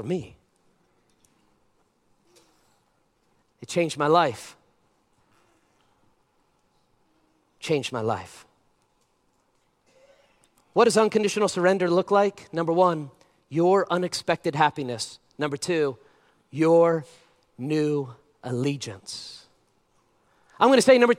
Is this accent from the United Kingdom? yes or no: no; United States; I'm an American